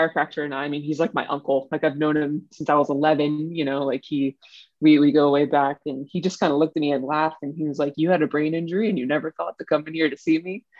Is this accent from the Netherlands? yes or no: no; Northern Virginia, United States; moved away as an adult; also born or lived in San Francisco Bay Area; I'm originally from the East Coast of the U.S. I grew up in Northern Virginia